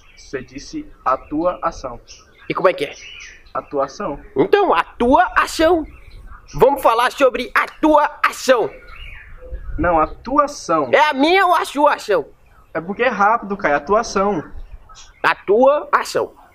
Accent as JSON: {"language": "Portuguese", "town": "Samambaia", "region": "Federal District", "country": "Brazil", "tie": "born or raised there", "said": "periferia aqui em Brasília, onde eu, onde eu cresci, né. Cresci num bairro chamado Samambaia, é, que não faz parte de Brasília, faz parte do Distrito Federal"}